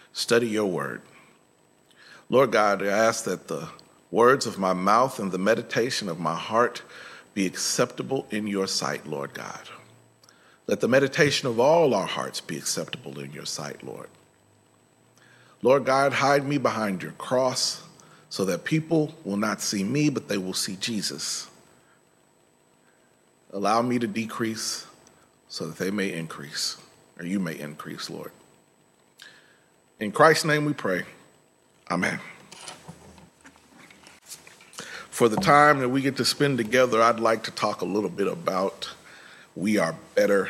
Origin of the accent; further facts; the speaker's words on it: Midwest, United States; I'm from the Midwest